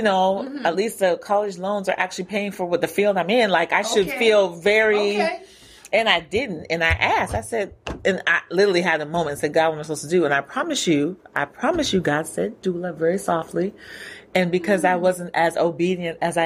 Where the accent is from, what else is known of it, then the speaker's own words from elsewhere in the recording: California, United States; moved away as an adult; also born or lived in Queens, New York City; now in Atlanta, United States; I was born in New York City. Yeah, right now. Queens. Yes. But raised in California